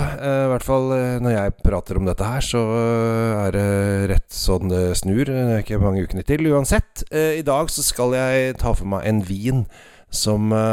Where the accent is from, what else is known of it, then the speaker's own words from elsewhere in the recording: Norway; oss her hjemme i Norge